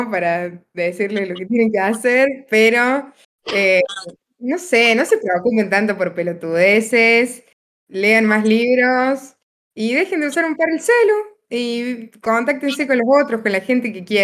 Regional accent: Río Cuarto, Córdoba, Argentina; moved away as an adult; now in Córdoba, Argentina; yo soy de Río Cuarto. Vivo en Córdoba

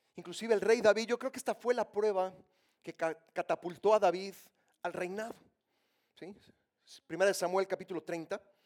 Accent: Mexico; Yo soy mexicano

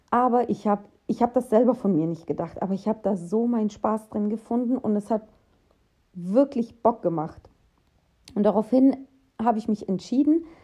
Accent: Russia; now in Germany; Denn ähm, wir kommen ja aus Russland, also meine Familie. Und ja, in Russland wird dir, werden dir viele Strukturen vorgegeben.

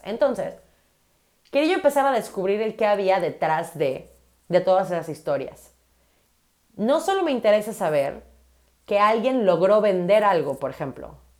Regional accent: Mérida, Yucatán, Mexico; soy de Mérida, Yucatán, soy de la Ciudad Blanca.

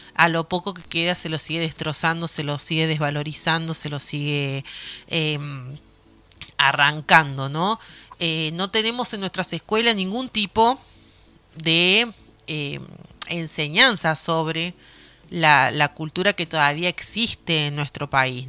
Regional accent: Argentina; es muy difícil aquí en mi país

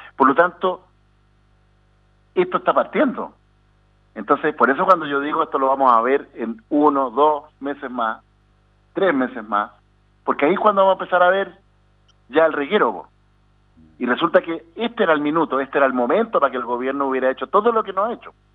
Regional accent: Chile

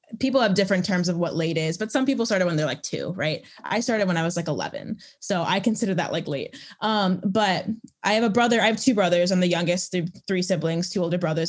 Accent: Chicago, Illinois, United States; now in Nashville, United States; I live in Nashville. I'm from Chicagoland originally.

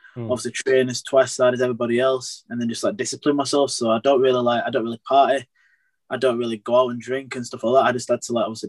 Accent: Bradford, Yorkshire and the Humber, United Kingdom; I grew up in Bradford

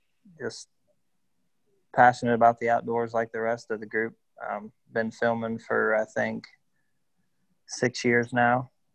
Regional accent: West Virginia, United States; I'm from West Virginia, born and raised real close to Ohio

